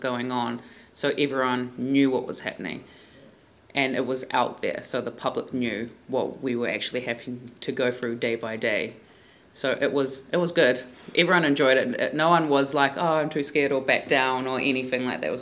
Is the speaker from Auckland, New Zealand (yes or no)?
yes; Auckland, New Zealand; I'm from West Auckland